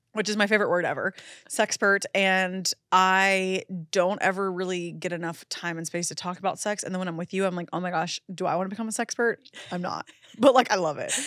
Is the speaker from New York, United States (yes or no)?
no; Florida, United States; moved away as an adult; now in Los Angeles, United States; I'm so obviously from Florida.